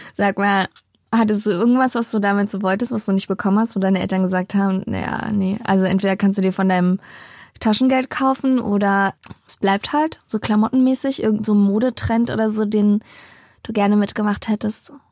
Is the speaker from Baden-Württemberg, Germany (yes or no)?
no; Berlin, Germany; Bei uns in Hellersdorf gibt es ein Naturschutzgebiet